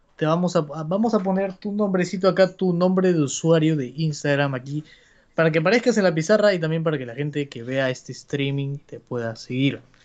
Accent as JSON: {"language": "Spanish", "country": "Peru", "said": "somos peruanos"}